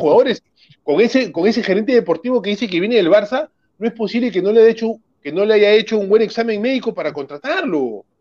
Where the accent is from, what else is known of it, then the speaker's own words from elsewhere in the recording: Lima, Peru; yo viví desde que nací en el RIMAC